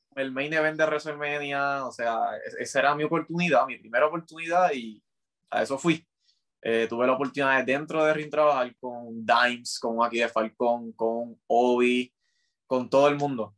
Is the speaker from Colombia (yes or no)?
no; Carolina, Puerto Rico; Yo soy de Carolina